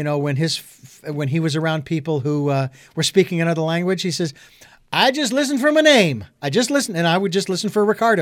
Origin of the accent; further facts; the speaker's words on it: Arizona, United States; now in Santa Barbara, United States; I'm originally from Arizona